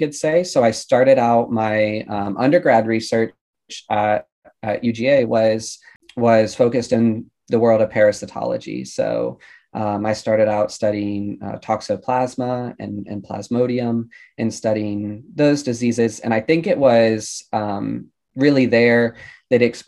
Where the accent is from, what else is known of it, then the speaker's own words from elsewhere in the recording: Georgia, United States; moved away as an adult; now in Baltimore, United States; I'm originally from Georgia